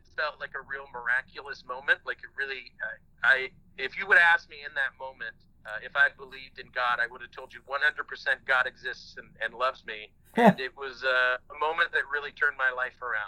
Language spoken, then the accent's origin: English; California, United States; born in fucking California